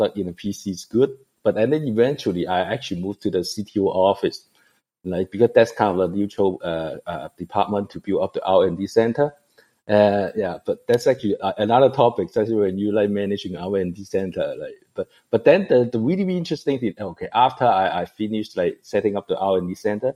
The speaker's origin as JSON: {"language": "English", "country": "Hong Kong", "tie": "born or raised there", "also_born_or_lived": "Taiwan", "moved": "yes", "said": "I'm actually born in Hong Kong. I'm from Asia"}